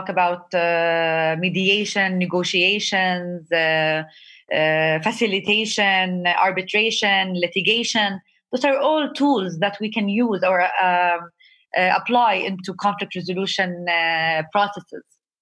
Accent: Jericho, West Bank, Palestine; moved away as an adult; I grew up in Palestine. I grew up in the oldest city of the world, Jericho.

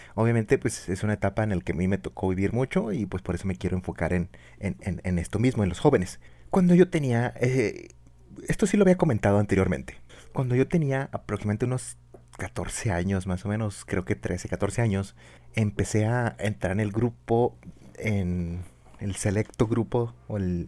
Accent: Chihuahua, Mexico; acá del norte, pues obviamente somos, somos, somos de Chihuahua

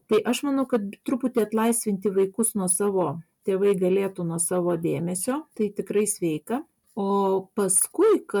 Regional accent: Vilnius, Vilnius County, Lithuania; moved away as an adult; now in Klaipėda, Lithuania; aš esu Vilnietė, vad Klaipada jau senai gyvenu, bet būdama Vilniuje gyvendama

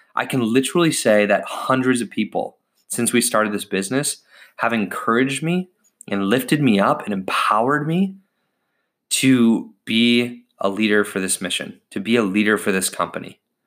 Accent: United States; I was born in the United States of America

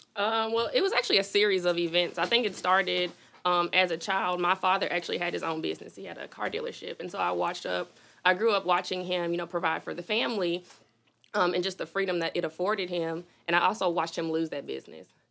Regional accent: Little Rock, Arkansas, United States; also born or lived in Fitchburg, Massachusetts; I came to Little Rock when I was about seven years old

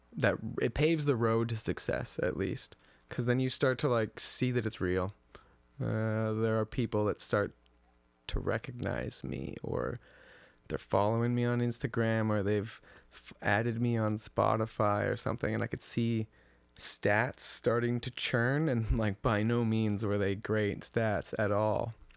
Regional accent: Edmonton, Alberta, Canada; moved away as an adult; also born or lived in Victoria; my hometown of Edmonton

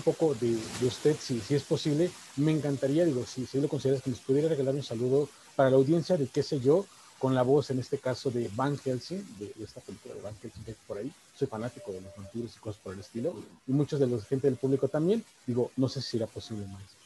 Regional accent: Mexico; como México, como latinos

